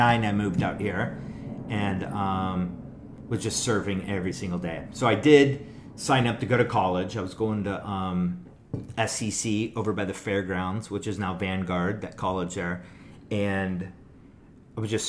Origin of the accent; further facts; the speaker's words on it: just outside of Detroit, Michigan, United States; moved away; also born or lived in Cincinnati, Ohio; I was born in Cincinnati, Ohio, but raised just outside of Detroit